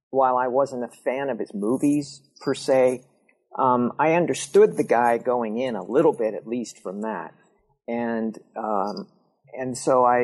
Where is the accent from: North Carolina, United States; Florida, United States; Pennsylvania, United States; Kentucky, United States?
Pennsylvania, United States; California; We both grew up in small southwestern Pennsylvania college towns. Um, he grew up in Indiana, PA. I grew up in California, PA.